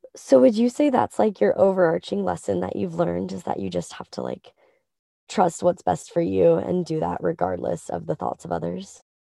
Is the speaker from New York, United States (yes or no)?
no; Santa Ynez, California, United States; I'm from San Ynez